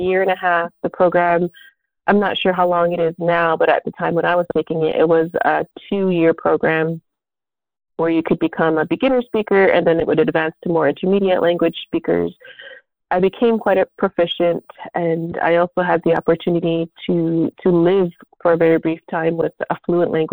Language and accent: English; Six Nations of the Grand River, Ontario, Canada; from Six Nations of the Grand River. I grew up here on Six and I live here on Six as well.